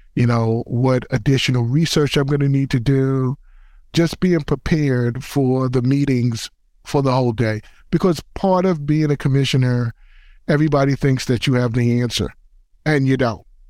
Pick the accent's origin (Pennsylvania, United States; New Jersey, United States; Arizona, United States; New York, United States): New York, United States; New York City; I grew up in the Bronx, and I also am a former basketball player